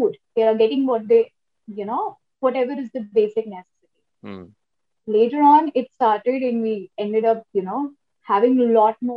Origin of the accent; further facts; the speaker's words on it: Kolkata, West Bengal, India; I am from Calcutta. and we used to, you know, hang out in maybe CCD